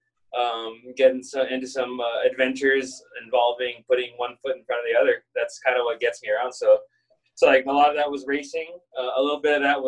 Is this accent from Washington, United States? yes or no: no; San Diego, California, United States; I grew up in kind of a rough neighborhood in San Diego, California